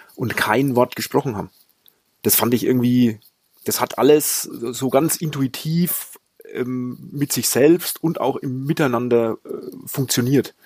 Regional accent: Franconia, near Schweinfurt, Bavaria, Germany; accent: Bavarian; Ich komme aus Franken

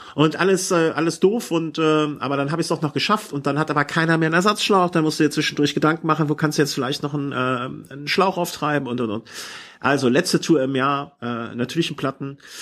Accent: Cologne, North Rhine-Westphalia, Germany; hier als Kölner

